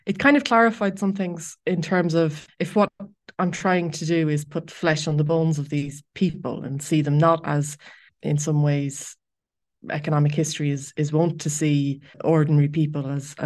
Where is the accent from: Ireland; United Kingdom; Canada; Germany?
Ireland; Being an Irish person with a long kind of family association with Ireland and Irish Catholicism